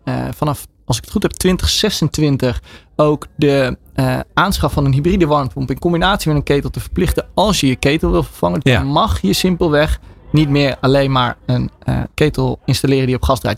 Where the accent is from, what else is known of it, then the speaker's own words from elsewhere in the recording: Netherlands; wij vooral als Nederlanders